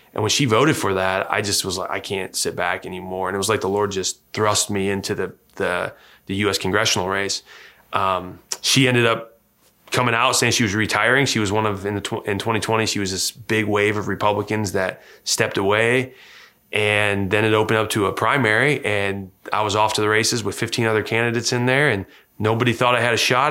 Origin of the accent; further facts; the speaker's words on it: Hillsdale, Michigan, United States; moved away as an adult; also born or lived in Huntington, Indiana; now in Noblesville, United States; I grew up in Hillsdale, Michigan